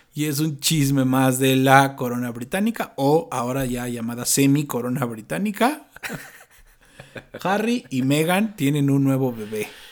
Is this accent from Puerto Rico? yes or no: no; Mexico; como buenos mexicanos que traemos todo el extranjero